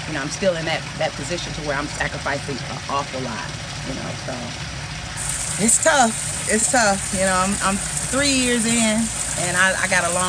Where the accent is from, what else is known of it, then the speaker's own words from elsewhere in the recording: Detroit, Michigan, United States; moved away; I'm from Detroit, so I got a lot of connects in Detroit